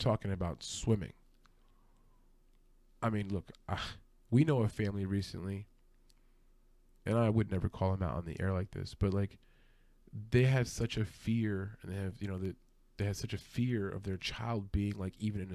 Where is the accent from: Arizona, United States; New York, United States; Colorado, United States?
New York, United States; New York City; I grew up in Brooklyn, New York, from the city.